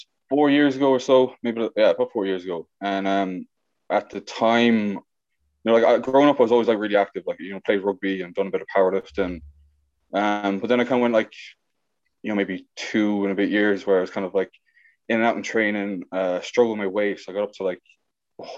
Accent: Ballina, Connacht, Ireland; now in Galway, Ireland; I'm from Ballina, County Mayo. I'm currently living in Galway

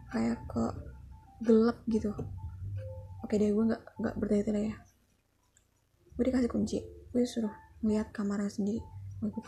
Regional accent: Indonesia; ya gue emang orang Jawa

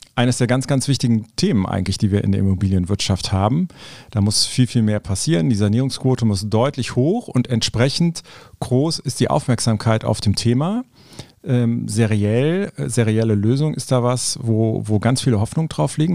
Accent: Cologne, North Rhine-Westphalia, Germany; Ich bin Kölner

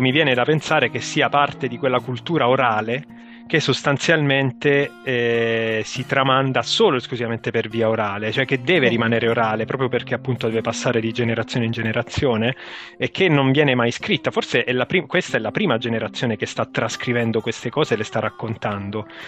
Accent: Apulia, Italy; moved away; io vengo dalla Puglia, sono nato in Puglia

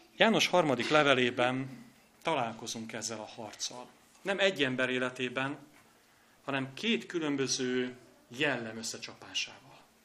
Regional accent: Hajdúböszörmény, Hajdú-Bihar, Hungary; now in Budapest, Hungary; Én is hajdú göszörményi vagyok

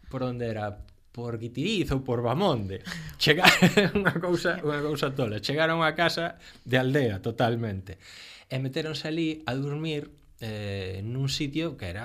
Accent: Lugo, Galicia, Spain; eu son de Lugo

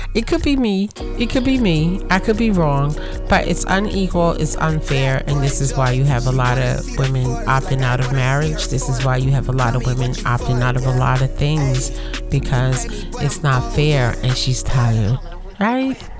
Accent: United States; I'm African American

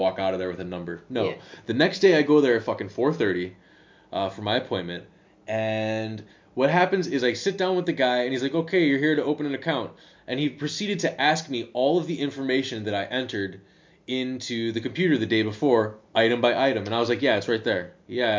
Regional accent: United States; first language English; moved away as an adult; now in Netherlands; Maybe it's just because I'm American. Maybe it's just because I'm from the United States

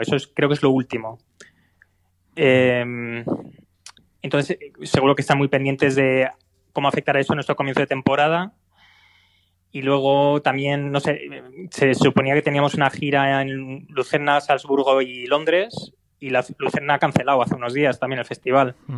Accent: Spain; moved away as an adult; now in Berlin, Germany; yo como español que estoy aquí en Alemania

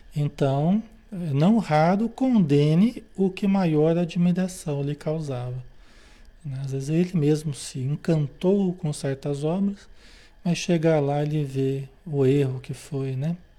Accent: Brazil; se nós nascemos no Brasil

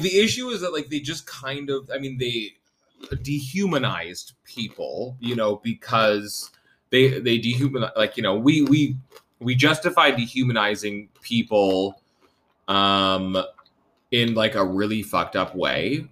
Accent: Vancouver, British Columbia, Canada; I'm a young guy growing up in Vancouver in the 80s and 90s.

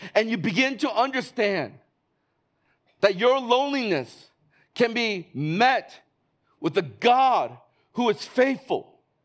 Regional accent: Chicago, Illinois, United States; now in Hong Kong; I'm from Chicago.

